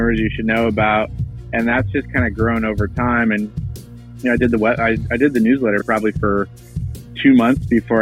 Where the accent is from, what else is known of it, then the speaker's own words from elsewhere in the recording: Washington, United States; moved away as an adult; also born or lived in Seattle, Washington / Los Angeles, California; now in New York, United States; I grew up in Washington State